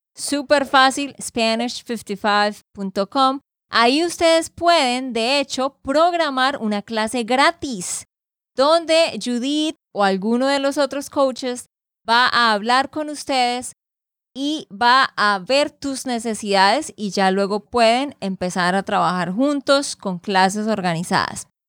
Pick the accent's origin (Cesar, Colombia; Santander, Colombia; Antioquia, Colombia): Santander, Colombia; de Santander, Colombia.